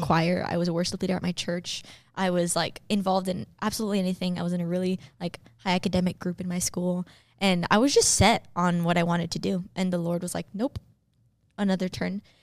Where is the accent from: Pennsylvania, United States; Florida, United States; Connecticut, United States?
Florida, United States; Miami; I was born and raised in Miami, Florida